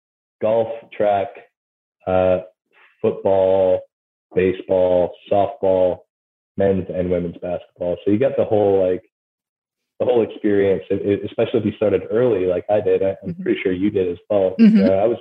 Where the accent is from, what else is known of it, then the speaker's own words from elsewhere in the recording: Wisconsin, United States; now in New Orleans, United States; When I go home and I talk to people up in Wisconsin, I'm like, oh yeah, you sound like you have a Southern accent now.